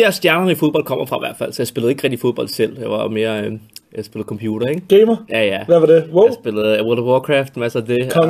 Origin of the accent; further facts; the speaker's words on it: Denmark; also born or lived in France / Greece; jeg er jo dansker, øh, jeg, øh, men det er sjovt, jeg har faktisk ikke boet, de første 10 år af mit liv har jeg faktisk boet i udlandet.